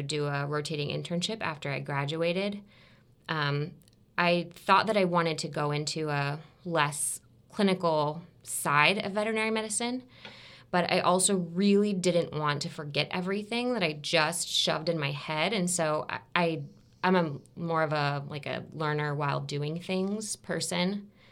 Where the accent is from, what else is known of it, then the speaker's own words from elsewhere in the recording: Tampa, Florida, United States; also born or lived in Alabama; I'm from Tampa, even though I went to school in Alabama